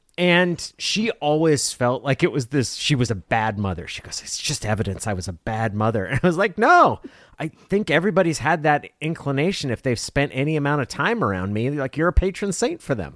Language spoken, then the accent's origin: English; Klamath Falls, Oregon, United States; growing up in Klamath Falls